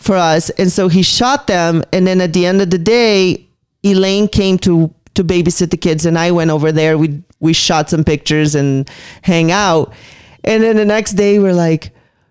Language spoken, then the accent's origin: English; Brazil; moved away as an adult; now in Las Vegas, United States; growing up in Brazil